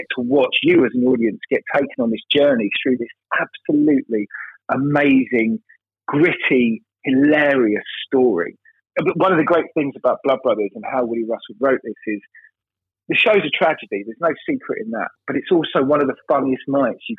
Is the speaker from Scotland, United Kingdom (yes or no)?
no; London, United Kingdom; I'm as you can hear, I'm from London. But I'm from a working class part of London